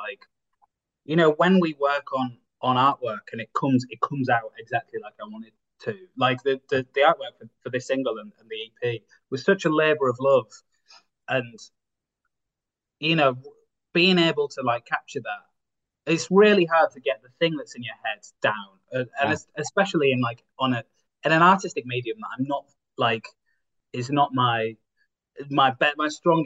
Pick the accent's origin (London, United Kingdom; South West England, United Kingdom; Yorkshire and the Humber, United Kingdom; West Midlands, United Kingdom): Yorkshire and the Humber, United Kingdom; Bridlington; now in Hull, United Kingdom; my hometown, Bridlington